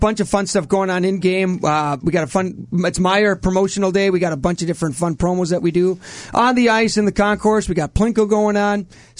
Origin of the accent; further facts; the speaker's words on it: Minnesota, United States; accent: Minnesota; now in Rockford, United States; I'm from Minnesota.